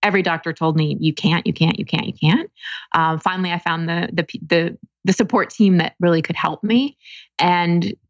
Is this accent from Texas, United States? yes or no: yes; Dallas, Texas, United States; now in Encinitas, United States; I grew up in Dallas, Texas